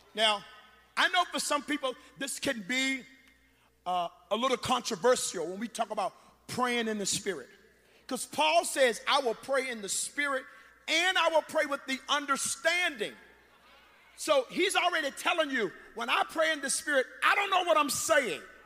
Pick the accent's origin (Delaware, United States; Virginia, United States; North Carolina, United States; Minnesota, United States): Virginia, United States; Gretna; moved away; I'm from Gretna, Virginia.